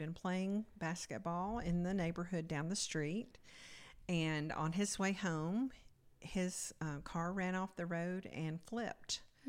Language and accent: English; Dalton, Georgia, United States; I was born in Dalton, Georgia, and grew up there. And I lived in a Christian home, very conservative.